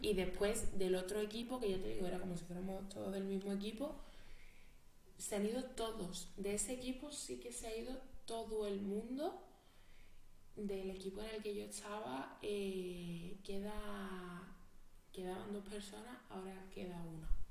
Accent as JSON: {"language": "Spanish", "town": "Jerez de la Frontera", "region": "Andalusia", "country": "Spain", "tie": "born or raised there", "also_born_or_lived": "Madrid", "moved": "as an adult", "said": "Jerez es donde yo he crecido, donde he vivido y a mí me duele mi pueblo"}